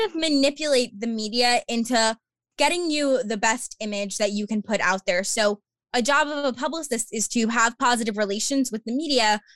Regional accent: Long Island, New York, United States; I am from Long Island, New York, born and raised

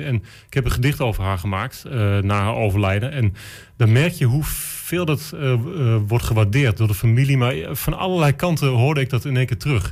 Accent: Enschede, Overijssel, Netherlands; ik ben een Enschedeër

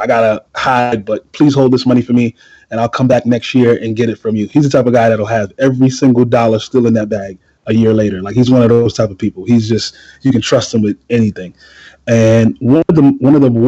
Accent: New York City, New York, United States; I come from East New York, Brooklyn. Anybody who knows anything about Brooklyn, particularly East New York, in the 80s, early 90s, it was a war zone

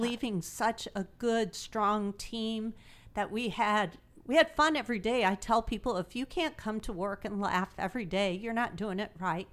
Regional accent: Imperial, Missouri, United States; now in Greenville, United States; I grew up in Imperial, Missouri

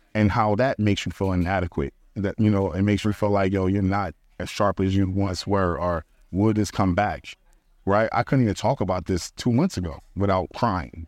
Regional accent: Philadelphia, Pennsylvania, United States; moved away; I'm from Philly

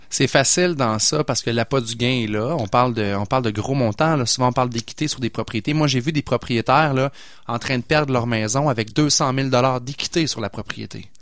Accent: Pointe-Sainte-Foy, Quebec, Canada; Mon grand-père a fondé la Caisse populaire où j'ai grandi dans Pointe-Sainte-Foy

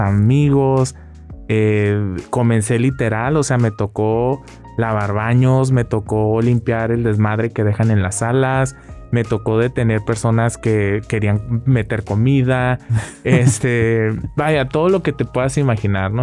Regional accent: Rosarito, Baja California, Mexico; moved away; yo como parte de mi vida como rosaritense

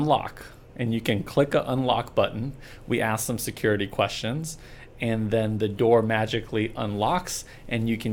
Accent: California, United States; moved away as an adult; also born or lived in Oklahoma / Texas; now in Dallas, United States; I was born in Oklahoma, raised in California, and moved to Texas in 2010

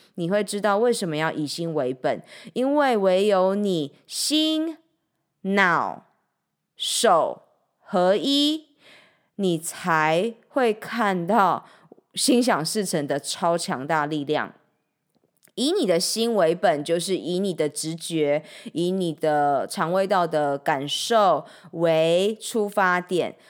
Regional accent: Changhua, Changhua County, Taiwan; 我的家乡彰化

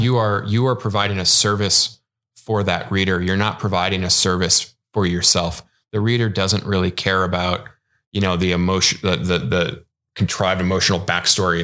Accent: Midwest, United States; moved away; also born or lived in West Coast; I grew up in the Midwest, even though I'm a, an avid West Coaster now.

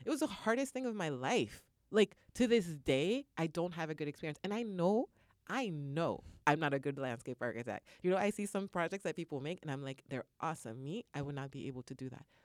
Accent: Canada; moved away; I'm originally from Canada

